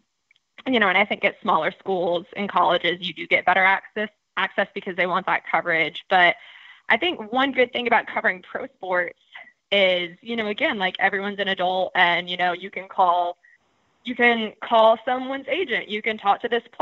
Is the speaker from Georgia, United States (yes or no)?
yes; Georgia, United States; I'm from Georgia